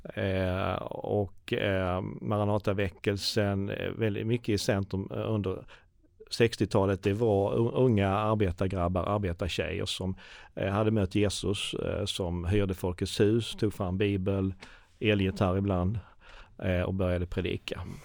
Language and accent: Swedish; Sweden; vi som svenskar